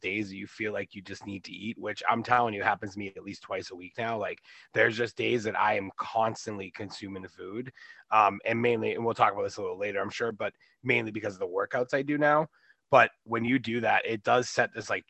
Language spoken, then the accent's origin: English; Boston, Massachusetts, United States; I'm 37 from the Boston area. I was born and raised here.